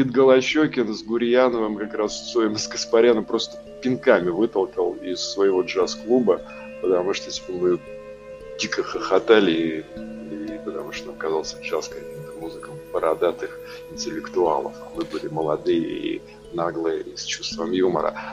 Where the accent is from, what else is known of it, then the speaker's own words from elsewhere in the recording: Saint Petersburg, Russia; also born or lived in Kostroma / Germany / Moscow; Ну, смотри, я родился в Питере на Петра Лаврова напротив американского посольства. Потом, да, какое-то время родители военные. Я первые несколько классов был в Костроме, потом Питер, потом Германия, потом опять Питер, потом Москва.